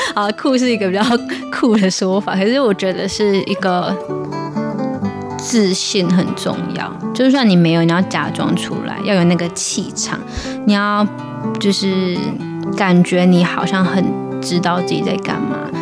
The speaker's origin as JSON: {"language": "Chinese", "country": "Taiwan", "said": "那我们台湾人都很友善，我们就被教导就是要笑脸迎人啊"}